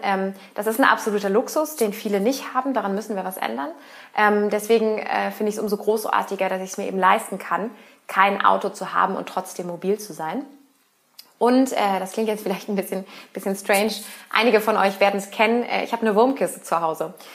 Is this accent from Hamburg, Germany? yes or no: no; Berlin, Germany; now in Cologne, Germany; gebürtige Berlinerin, überzeugte Wahlkölnerin